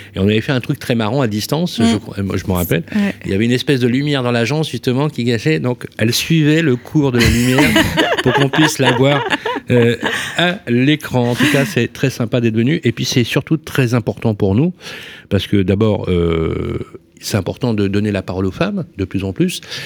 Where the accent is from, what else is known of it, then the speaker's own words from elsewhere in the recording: Lyon, Auvergne-Rhône-Alpes, France; moved away; installé à Lyon, notre ville de naissance, puisque moi je suis de la Croix-Rouge